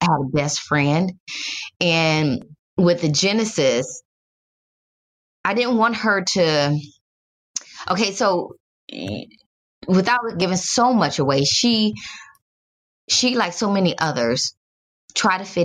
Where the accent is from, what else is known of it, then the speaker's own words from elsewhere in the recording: Detroit, Michigan, United States; moved away; I'm from Detroit originally